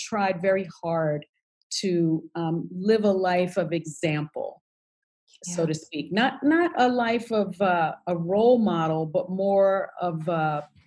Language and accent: English; New York City, New York, United States; I grew up in the South Bronx in public housing